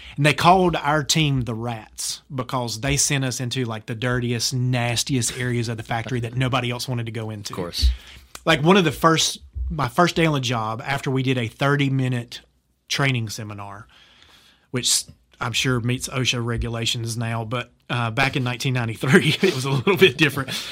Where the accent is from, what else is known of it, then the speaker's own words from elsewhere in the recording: Laurinburg, North Carolina, United States; at a glass plant in my hometown of Laurinburg, North Carolina